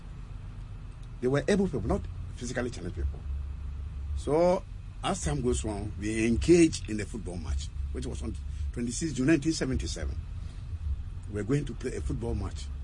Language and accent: English; Offinso, Ashanti, Ghana; from Ofenso